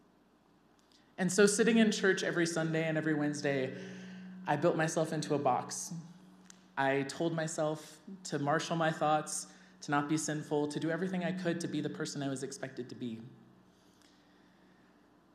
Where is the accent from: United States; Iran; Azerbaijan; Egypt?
United States; Kentucky; I grew up in a very loving, beautiful home in Kentucky